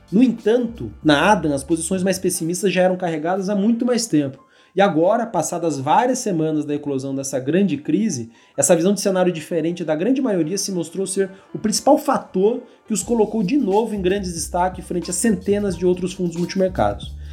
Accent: Rio de Janeiro, Brazil; born there; Nasci no Rio de Janeiro, vocês podem imaginar, eu sou talvez conhecido no mercado pela, pelo amor ao Rio de Janeiro

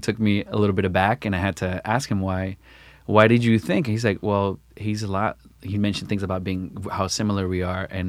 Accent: New York, United States; moved away as an adult; also born or lived in Chicago; I grew up here in New York, and so then when I moved back in 2016

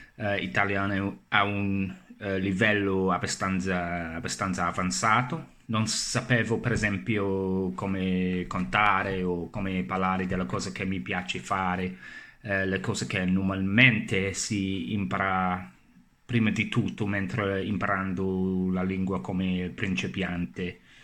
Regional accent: England, United Kingdom; Italian is a second language; sono inglese e sto imparando la lingua italiana da circa 4 eh, anni

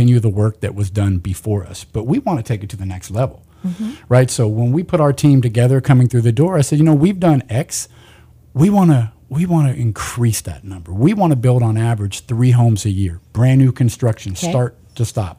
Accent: Kern County, California, United States; born and raised in Kern County

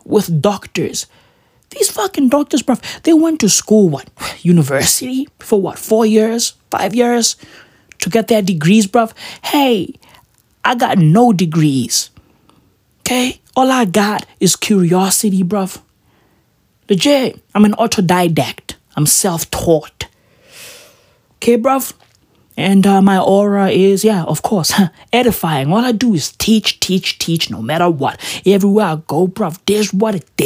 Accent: Johannesburg, Gauteng, South Africa; I'm from Johannesburg. I'm from Gauteng

